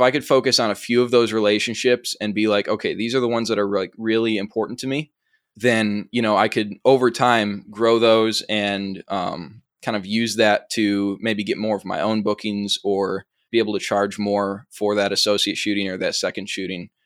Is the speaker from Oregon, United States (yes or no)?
no; Chicago, Illinois, United States; accent: Chicago; I'm from the suburbs of Chicago